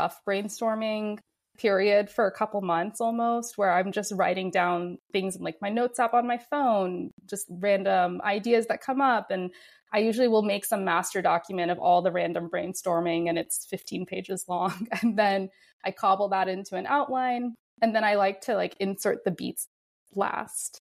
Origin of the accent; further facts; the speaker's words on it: Houston, Texas, United States; I grew up in Houston where we have a lot of hurricanes